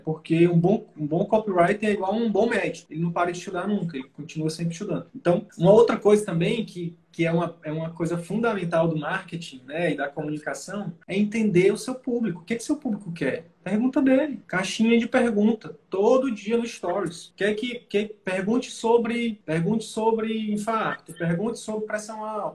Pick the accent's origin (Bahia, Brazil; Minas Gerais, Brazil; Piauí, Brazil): Piauí, Brazil; moved away; Eu sou nordestino também, sou piauiense